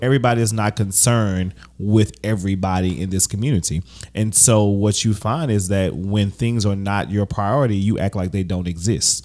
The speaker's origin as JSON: {"language": "English", "town": "Baton Rouge", "region": "Louisiana", "country": "United States", "tie": "born or raised there", "said": "what I've seen in Baton Rouge, growing up in Baton Rouge"}